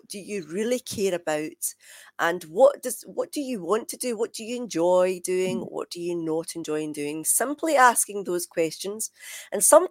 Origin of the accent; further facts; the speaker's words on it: Scotland, United Kingdom; moved away as an adult; now in England; of course I am Scottish